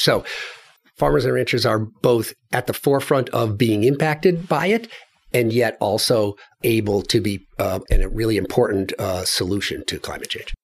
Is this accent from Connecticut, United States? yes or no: yes; Glastonbury, Connecticut, United States; moved away; So I grew up in New England, in Connecticut, across from Hartford, in a place called Glastonbury, Connecticut